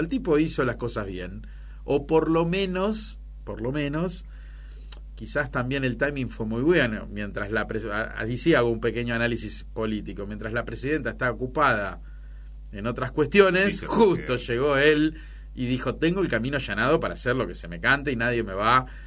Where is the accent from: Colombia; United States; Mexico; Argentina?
Argentina; Somos Argentina